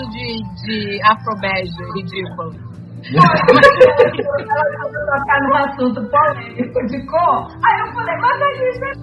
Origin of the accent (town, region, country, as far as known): Manaus, Amazonas, Brazil; now in Rio de Janeiro, Brazil